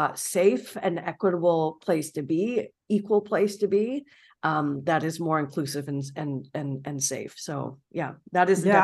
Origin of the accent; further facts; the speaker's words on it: Toronto, Ontario, Canada; And I'm born and raised in Toronto.